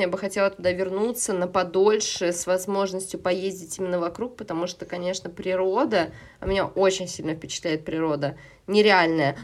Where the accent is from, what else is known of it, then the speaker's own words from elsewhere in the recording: Saint Petersburg, Russia; moved away as an adult; now in Moscow, Russia; в Петербурге я жила и выросла, э, в Москве я живу сейчас